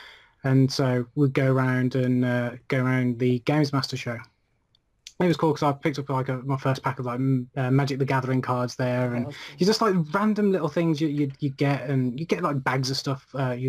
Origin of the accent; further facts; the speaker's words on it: Birmingham, West Midlands, United Kingdom; That is in my hometown, Birmingham.